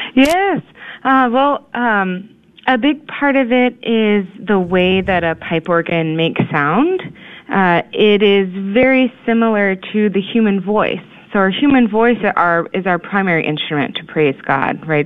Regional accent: Houston, Texas, United States; moved away as an adult; also born or lived in Indiana / Kansas / Kansas City; I'm actually born and raised in Texas in the Houston area

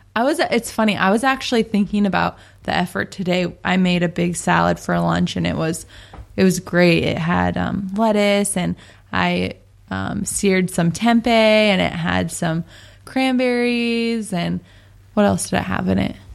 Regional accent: Seattle, Washington, United States; moved away; we're from Seattle, Washington

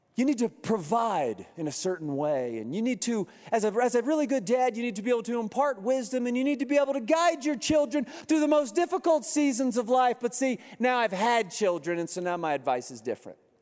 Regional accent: Kansas, United States; moved away; I'm from Kansas

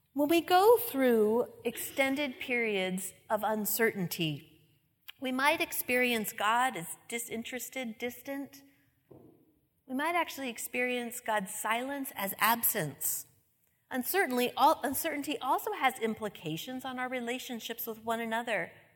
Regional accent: New England, United States; I'm from New England

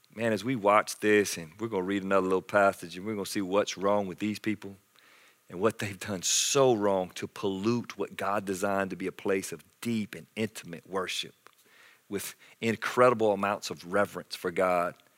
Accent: Anderson, South Carolina, United States; I grew up in South Carolina in Anderson

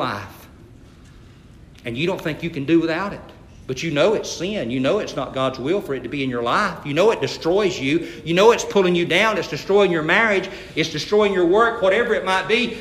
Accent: Atkinson County, Georgia, United States; I grew up in Atkinson County

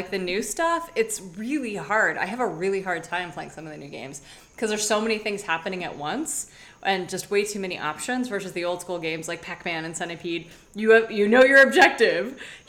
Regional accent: Saudi Arabia; So back in the I grew up in Saudi Arabia, and in the early 80s when computers had first come out

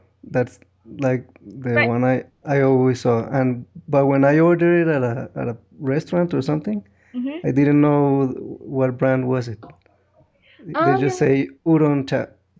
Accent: Colombia; where are you from? When I said Colombia

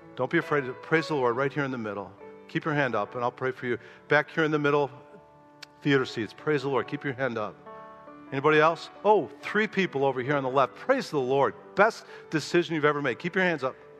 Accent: Chicago, Illinois, United States; I was from Chicago, never been to pig farm my whole life

